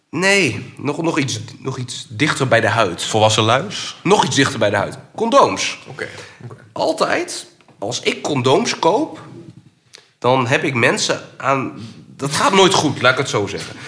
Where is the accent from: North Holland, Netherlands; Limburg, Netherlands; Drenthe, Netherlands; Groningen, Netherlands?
Groningen, Netherlands; ik kom uit Groningen, ik woon in Vinkhuizen